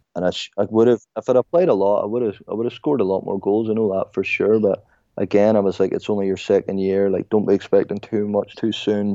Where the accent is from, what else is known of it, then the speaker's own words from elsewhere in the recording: Ireland; I was like, Ireland